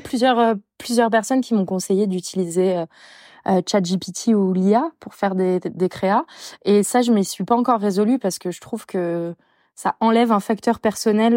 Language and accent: French; Bordeaux, Nouvelle-Aquitaine, France; je suis bordelaise